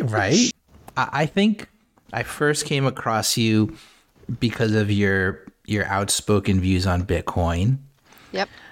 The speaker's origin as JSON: {"language": "English", "country": "United States", "said": "I'm American"}